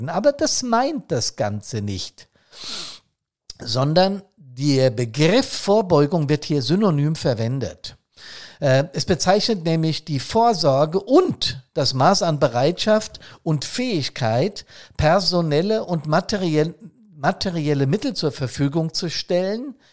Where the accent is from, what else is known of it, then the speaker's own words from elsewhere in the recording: Bad Soden, Hesse, Germany; hier in meiner Heimatstadt, ich habe es im letzten Podcast erzählt, ist es ja auch passiert. Bad Soden war mal wieder ein kleiner See